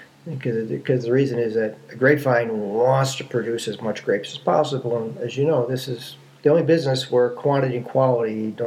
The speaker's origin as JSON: {"language": "English", "town": "New York City", "region": "New York", "country": "United States", "tie": "born or raised there", "said": "Born and raised in New York City, spent my entire career on Wall Street. In fact, I still work on Wall Street."}